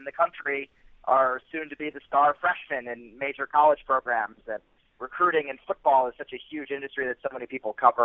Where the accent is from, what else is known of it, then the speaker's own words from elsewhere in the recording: Philadelphia, Pennsylvania, United States; I grew up outside of Philadelphia. I was raised in the suburbs